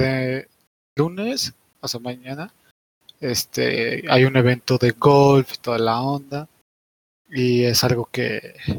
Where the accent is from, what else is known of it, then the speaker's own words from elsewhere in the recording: Puebla, Mexico; yo soy poblano